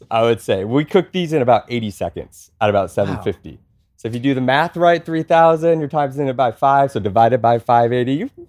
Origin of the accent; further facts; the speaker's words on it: Texas, United States; We're from Texas, so no wind, 110 degrees in the summer.